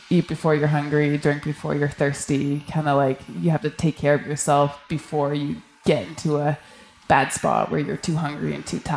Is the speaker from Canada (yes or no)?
yes; Canadian Arctic, Canada; I grew up in the Canadian Arctic, so it was a pretty natural progression from doing camping trips with the you know with my family to week long trips to two week trips.